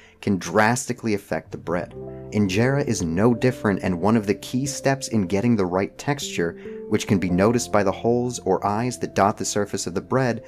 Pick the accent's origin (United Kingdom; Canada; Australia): Canada; now in United States; I was born in Canada, I live in the United States